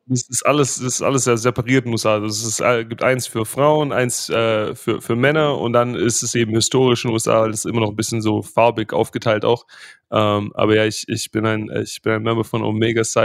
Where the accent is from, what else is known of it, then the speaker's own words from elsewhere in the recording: Germany; accent: German; Äh, die Jungs haben zwar immer mit meinem deutschen Akzent so ein bisschen gehadert